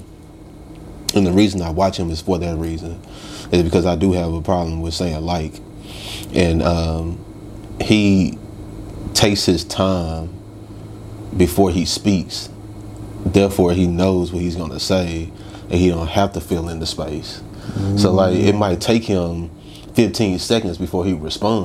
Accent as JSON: {"language": "English", "town": "Little Rock", "region": "Arkansas", "country": "United States", "said": "I'm from Little Rock, Arkansas"}